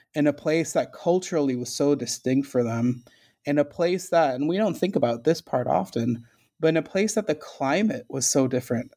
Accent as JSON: {"language": "English", "area": "right outside of Hartford", "region": "Connecticut", "country": "United States", "tie": "born or raised there", "first_language": "Spanish", "second_language": "English", "said": "I grew up in Connecticut, right outside of Hartford, in a small, little, affordable housing co-op"}